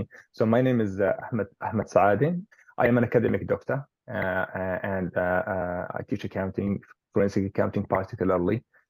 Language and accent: English; Jerusalem, Palestine; now in New Zealand; And I'm basically from Jerusalem, but I do also have family in the West Bank and in Gaza.